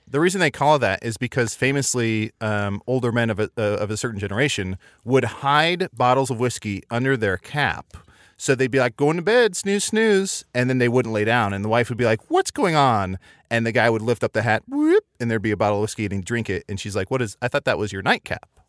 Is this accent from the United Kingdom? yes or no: no; Midwest, United States; I grew up in the Midwest